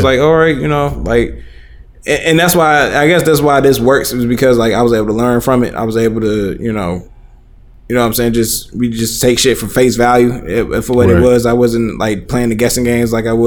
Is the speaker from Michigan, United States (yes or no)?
yes; Hamtramck, Michigan, United States; we grew up in Hamtramck, me, my brother, and sister